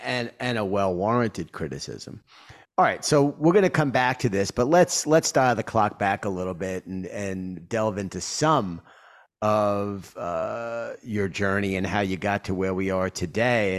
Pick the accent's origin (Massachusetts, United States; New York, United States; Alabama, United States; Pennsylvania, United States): New York, United States; my hometown, New York